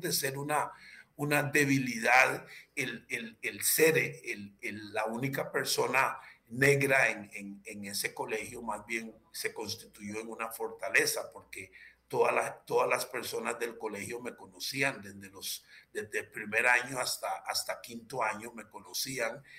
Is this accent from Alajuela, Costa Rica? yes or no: no; Limón, Costa Rica; also born or lived in Matina, Limón / San José / La Unión de Tres Ríos, Cartago; yo adquirí conciencia de mí mismo eh, en, en, el cantón central de la provincia de Limón